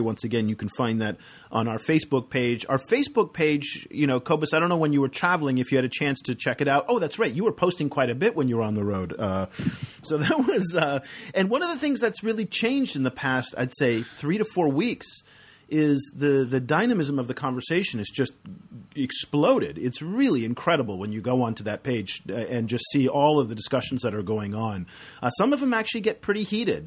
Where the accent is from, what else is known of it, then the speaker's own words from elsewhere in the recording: United States; as an American